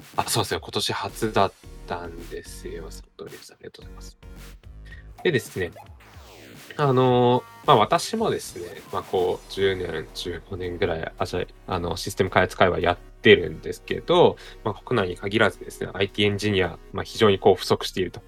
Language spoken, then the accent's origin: Japanese; Hokkaido, Japan; 私北海道出身なんですけど、田舎でね